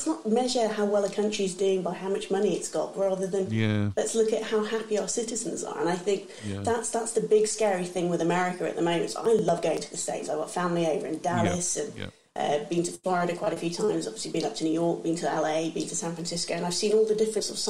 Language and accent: English; England, United Kingdom; I'm English